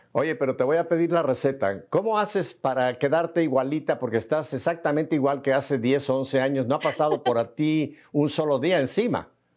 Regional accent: Mexico City, Mexico

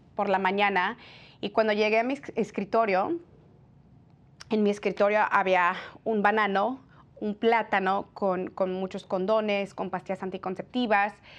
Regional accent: California, United States; yo soy nacida en California. Mis padres son de México, son inmigrantes eh, de, México, del estado de Jalisco

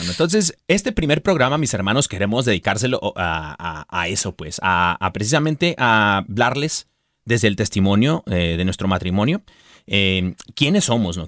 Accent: Mexico; also born or lived in San Diego, California; soy mexicano y nacido mexicano

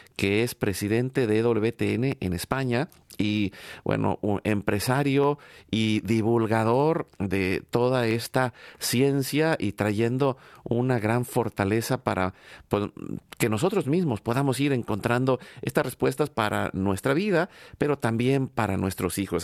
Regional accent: Mexico; now in United States; yo vengo de México

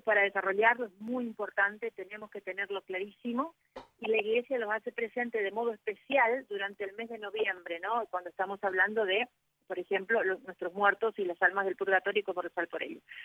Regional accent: Argentina; acá en mi país

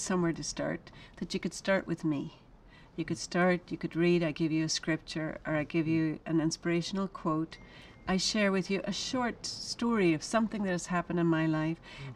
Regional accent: Ireland; now in United States; I'm an Irish woman. I've lived in America for a long time

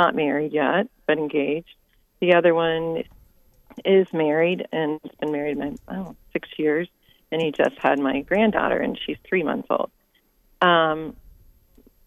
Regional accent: Dayton, Ohio, United States; moved away as an adult; now in San Diego, United States; I was born in Dayton, Ohio, left and moved to San Diego after a divorce in 2008

